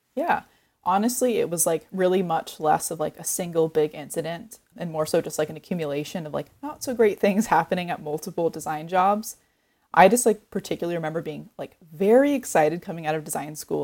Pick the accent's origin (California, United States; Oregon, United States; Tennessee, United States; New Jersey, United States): Oregon, United States; Oregon coast, United States; I grew up on the Oregon coast